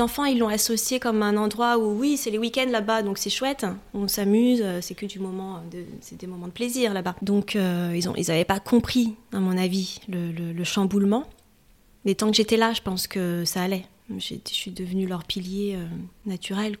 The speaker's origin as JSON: {"language": "French", "area": "Paris region", "region": "Île-de-France", "country": "France", "tie": "born or raised there", "moved": "as an adult", "lives_now": "Normandy, France", "said": "Je suis née en région parisienne, j'ai toujours vécu en Ile-de-France et Paris."}